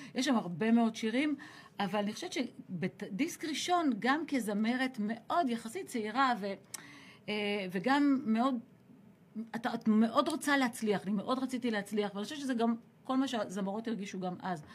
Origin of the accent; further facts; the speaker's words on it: Ashdod, Southern District, Israel; העשר השנים המשמעותיות שלי גדלתי באשדוד, כי זה עשר עד עשרים